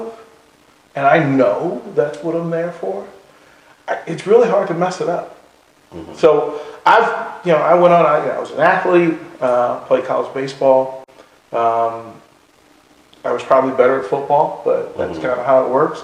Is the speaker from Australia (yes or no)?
no; Arlington, Virginia, United States; moved away as an adult; also born or lived in Carolina / Salt Lake City, Utah; I was born in Arlington, Virginia. And seven brothers and sisters